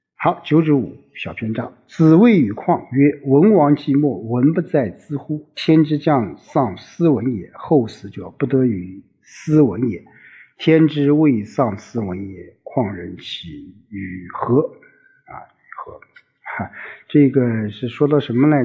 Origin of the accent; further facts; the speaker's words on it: China; 我们中国人